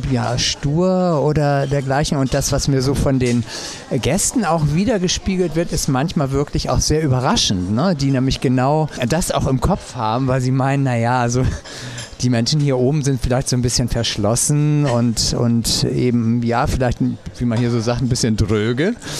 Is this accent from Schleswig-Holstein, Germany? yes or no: yes; St. Peter-Ording, Schleswig-Holstein, Germany; also born or lived in Husum; bin dann hier eben zur Schule gegangen, also kam ich schon als St. Peteraner